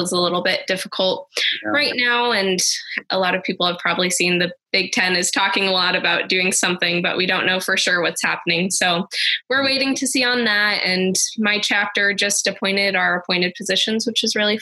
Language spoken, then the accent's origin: English; Portland, Oregon, United States; moved away as an adult; also born or lived in Lincoln, Nebraska; right now I'm in Portland, Oregon, which is my hometown